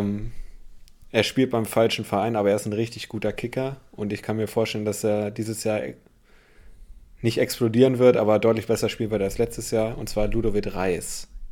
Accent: Bremen, Germany; ich als Bremer

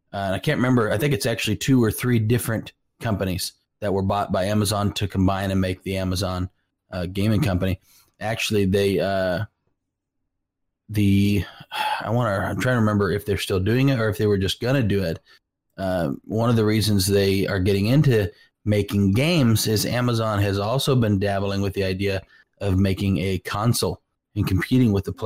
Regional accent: California, United States; now in Oklahoma, United States; I grew up in California.

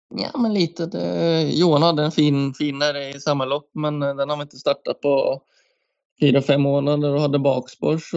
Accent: Norway; moved away as an adult; now in Sweden; hemma i Norge

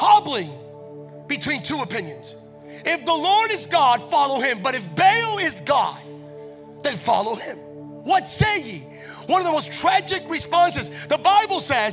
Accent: Bethlehem, Pennsylvania, United States; now in California, United States; I'm originally not from California. I'm originally from Pennsylvania. My home state is Pennsylvania

